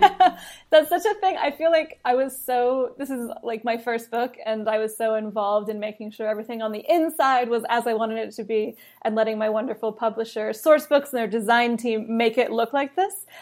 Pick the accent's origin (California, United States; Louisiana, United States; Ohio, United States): California, United States; also born or lived in London; I was born in London, grew up in California